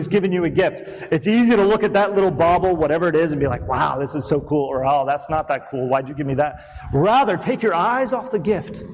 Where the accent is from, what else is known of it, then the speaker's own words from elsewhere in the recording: United States; as American Christians